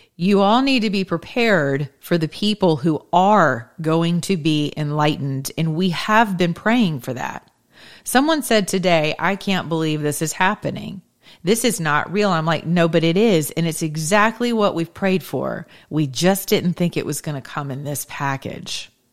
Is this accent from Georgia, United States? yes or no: yes; Georgia, United States; Georgia, my home state where I still reside for now